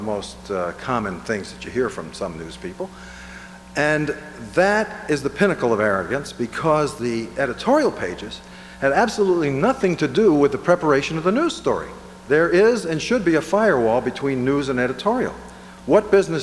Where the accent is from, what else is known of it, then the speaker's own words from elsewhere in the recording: New England, United States; moved away; we grew up in New England